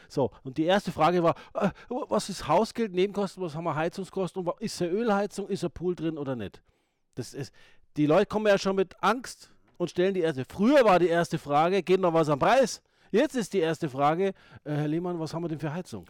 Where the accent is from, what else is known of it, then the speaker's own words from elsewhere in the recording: Ingolstadt, Bavaria, Germany; moved away; ich komme aus Ingolstadt ursprünglich